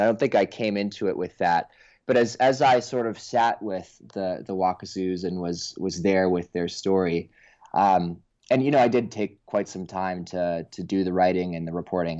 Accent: Oakland, California, United States; I actually grew up in Oakland, California

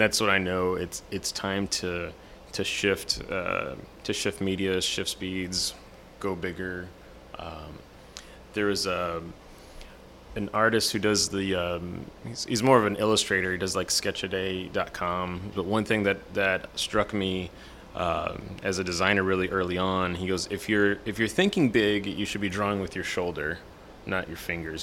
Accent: San Antonio, Texas, United States; now in Houston, United States; I grew up in San Antonio

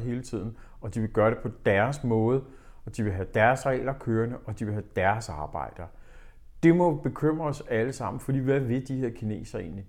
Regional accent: Denmark; vi i Danmark

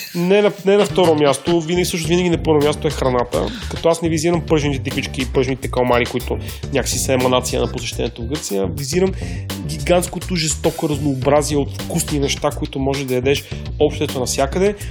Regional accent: Bulgaria; за нас като българи

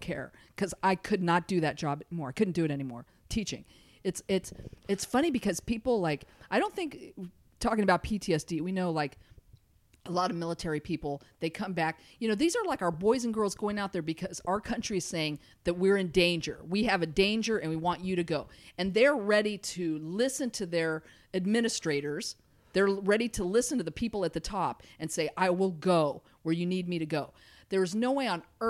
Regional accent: Los Angeles, California, United States; I'm from here. Yes, L.A., Los Angeles

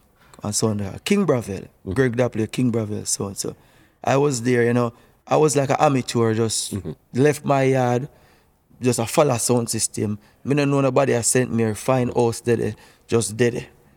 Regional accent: Kingston, Jamaica; also born or lived in St. Andrew; place called Bada, St. Andrew, between St. Andrew and St. Mary. But I grew up in West Kingston

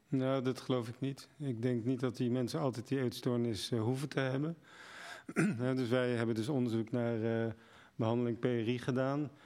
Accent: Netherlands; als Nederlanders

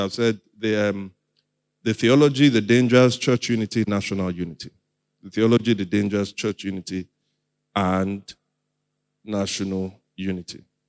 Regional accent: Nigeria; I'm also a Nigerian.

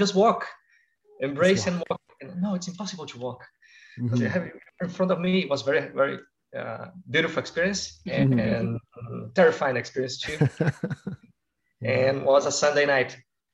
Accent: Brazil; moved away as an adult; now in Buenos Aires, Argentina; I was born in Brazil

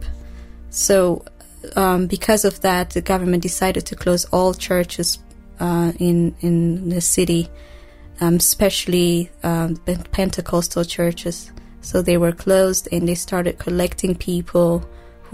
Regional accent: Ethiopia; also born or lived in Eritrea; now in Kampala, Uganda; I grew up in Ethiopia

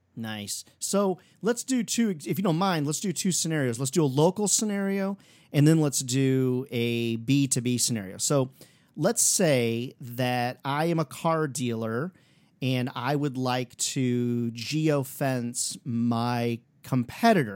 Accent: Iowa, United States; Iowa boy here

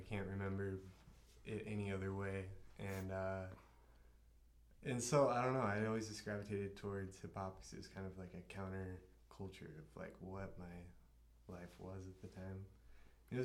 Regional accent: Colorado Springs, United States; also born or lived in Lake George, Colorado; I was born in Colorado Springs. And lived in Lake George for a little bit. And then my dad had a business down here and bought a house down here and moved down here.

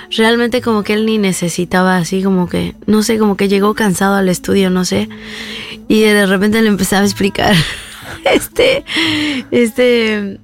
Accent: Veracruz, Mexico; de, Veracruz, de donde yo vengo

